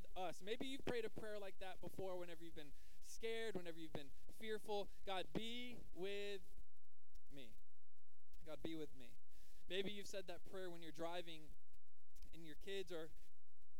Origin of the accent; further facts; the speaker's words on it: Jacksonville, Florida, United States; I'm from Jacksonville